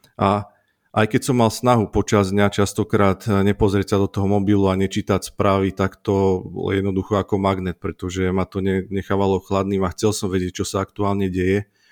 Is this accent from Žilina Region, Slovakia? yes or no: yes; Tvrdošín, Žilina Region, Slovakia; moved away as an adult; also born or lived in Martin; now in Jasenica, Slovakia; ja som z Oravy z Tvrdošína